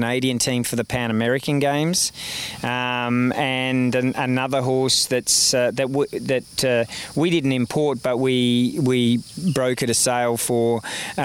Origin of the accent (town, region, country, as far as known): Australia; moved away as an adult